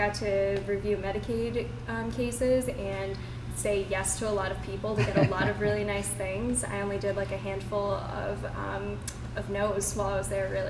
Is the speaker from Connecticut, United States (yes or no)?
yes; Connecticut, United States; now in Charleston, United States; So I am originally from Connecticut. I moved here in 2018 with my husband and my dogs.